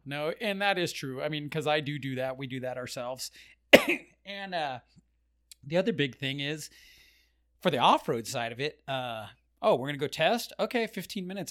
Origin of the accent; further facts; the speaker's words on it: Orange County, California, United States; moved away as an adult; now in Las Vegas, United States; born and raised in Orange County